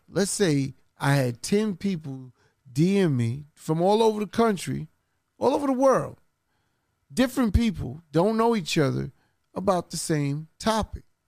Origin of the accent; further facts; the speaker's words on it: New York City, New York, United States; I'm from Queens